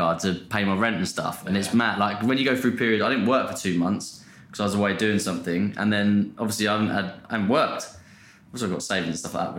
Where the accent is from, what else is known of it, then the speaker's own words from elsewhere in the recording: Portsmouth, South East England, United Kingdom; now in London, United Kingdom; I like saying I'm from Portsmouth instead of London